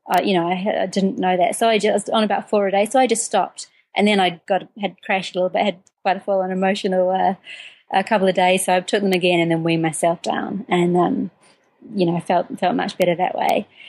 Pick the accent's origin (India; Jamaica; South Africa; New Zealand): New Zealand; moved away as an adult; also born or lived in United Kingdom; I'm originally from New Zealand. I um, spent first 20 four years of my life there.